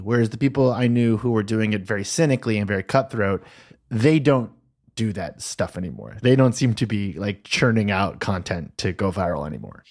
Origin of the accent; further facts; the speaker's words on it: United States; I, as an American